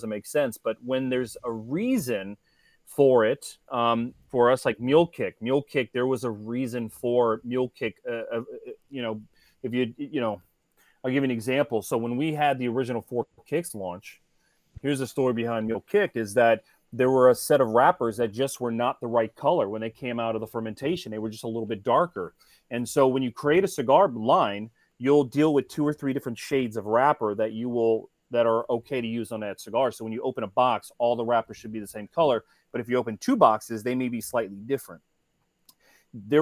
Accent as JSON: {"language": "English", "town": "Cincinnati", "region": "Ohio", "country": "United States", "tie": "born or raised there", "moved": "yes", "lives_now": "South Florida, United States", "said": "I grew up in Cincinnati, Ohio. I live in South Florida now"}